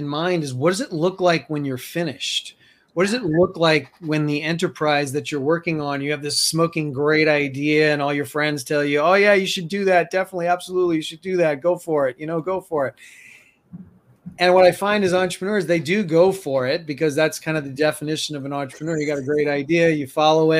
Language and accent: English; New York City, New York, United States; now in Colorado, United States; I'm from New York City